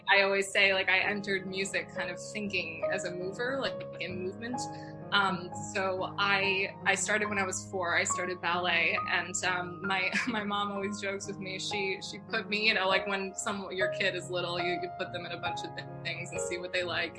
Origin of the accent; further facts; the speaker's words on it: Northport, New York, United States; moved away as an adult; now in New York City, United States; my hometown is northport new york so i i grew up in this really like old fashioned cute little harbor town